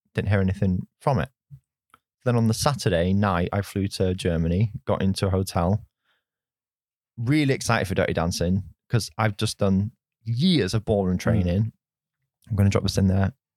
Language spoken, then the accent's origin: English; Oldham, North West England, United Kingdom; moved away; growing up, I grew up in Oldham